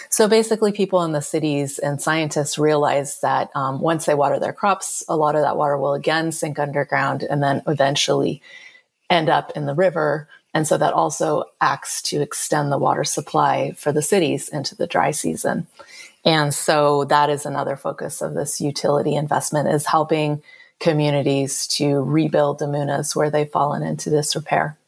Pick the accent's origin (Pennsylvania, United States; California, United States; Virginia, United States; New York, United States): California, United States; I am from California, and California is a place where almost everyone has some level of obsession with water